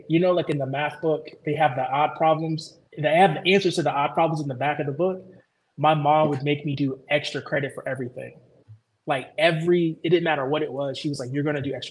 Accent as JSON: {"language": "English", "town": "Chicago", "region": "Illinois", "country": "United States", "tie": "born or raised there", "also_born_or_lived": "Georgia / Ohio", "moved": "yes", "said": "born and raised in Chicago"}